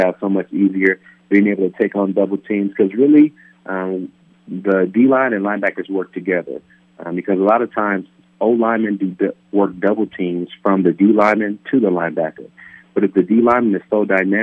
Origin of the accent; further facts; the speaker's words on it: Palmdale, California, United States; building homes back in my hometown of Palmdale, California.